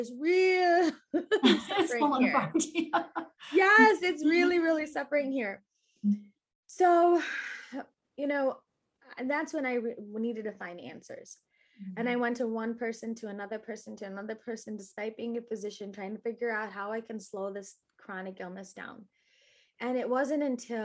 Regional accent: Naperville, Illinois, United States; I grew up in Naperville, Illinois

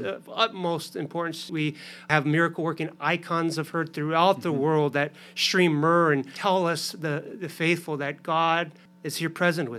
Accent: Arizona, United States; now in Youngstown, United States; I grew up in Arizona

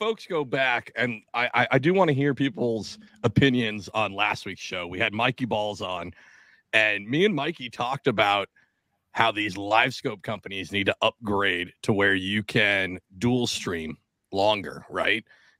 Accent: New Jersey, United States; No, I'm from New Jersey.

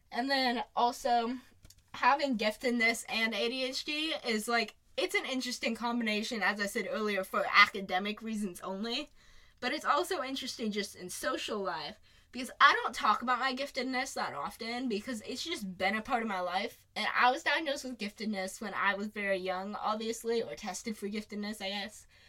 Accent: Phoenix, Arizona, United States; also born or lived in Ann Arbor, Michigan; I was born in Ann Arbor, Michigan, and we moved to Phoenix when I was less than a year old

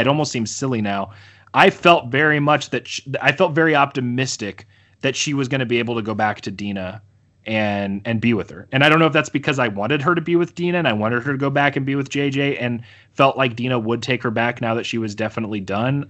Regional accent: United States; I'm so American.

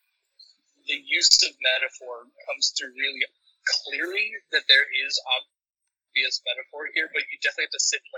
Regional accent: Chile; my home country, Chile

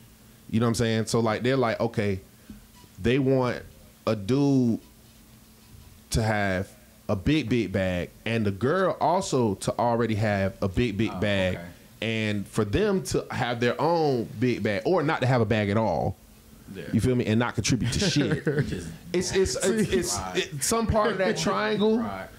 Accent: Jacksonville, Florida, United States; So like I know I'm from Jacksonville.

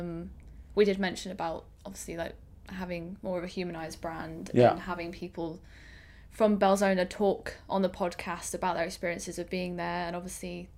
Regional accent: Northampton, East Midlands, United Kingdom; my hometown is in Northampton

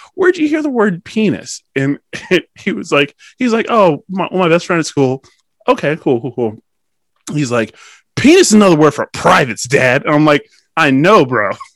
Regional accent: Pennsylvania, United States; Pennsylvanian first

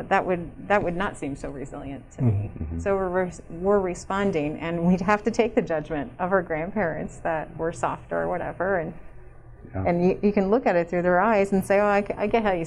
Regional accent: Camden, New Jersey, United States; moved away as an adult; also born or lived in Philadelphia, Pennsylvania; now in Colorado, United States; raised in the suburbs of New Jersey, just outside of Philly

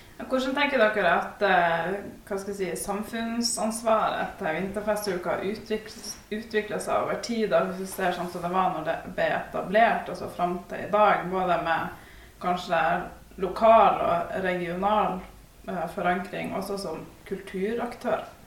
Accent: Ballangen, Nordland, Norway; jeg er jo også fra Ballangen

